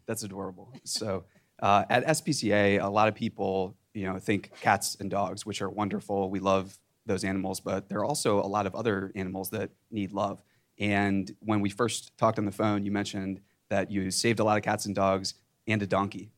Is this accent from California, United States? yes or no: yes; Silicon Valley, California, United States; I'm from Silicon Valley